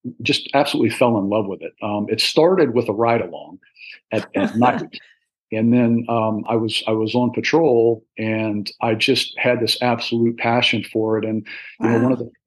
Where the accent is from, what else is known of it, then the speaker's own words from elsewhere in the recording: Northern Virginia, United States; also born or lived in Washington, D.C.; I was born in Washington, D.C., and spent a fair amount of my young childhood Northern Virginia area